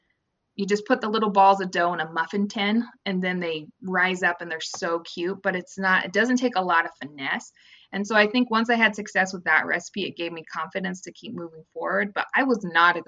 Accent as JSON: {"language": "English", "region": "Midwest", "country": "United States", "tie": "born or raised there", "said": "I grew up in the Midwest"}